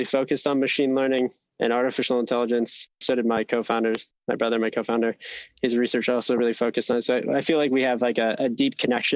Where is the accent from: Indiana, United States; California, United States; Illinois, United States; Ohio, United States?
Ohio, United States; I'm born and raised in the Midwest, grew up in Ohio